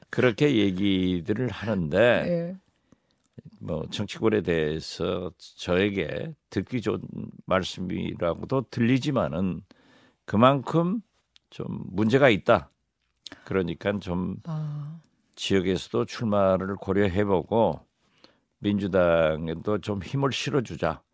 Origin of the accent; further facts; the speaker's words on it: Haenam, Jindo, Wando, South Jeolla, South Korea; 제 고향을 해남 진도 완도를